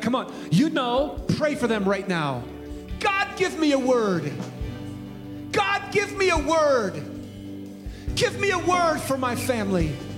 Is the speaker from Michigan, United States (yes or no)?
no; San Francisco, California, United States; I was born in San Francisco in 1963